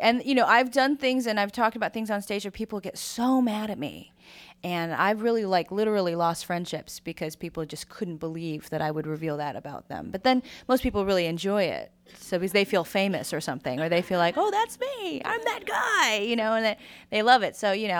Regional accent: United States; My family really represents the Asian-ness of me, as where I'm very American. So I think that that's a pretty interesting cultural thing, that if you're brought up in this country and you're from an immigrant family

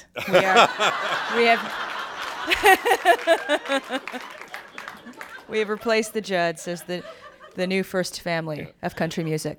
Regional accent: United States; My family really represents the Asian-ness of me, as where I'm very American. So I think that that's a pretty interesting cultural thing, that if you're brought up in this country and you're from an immigrant family

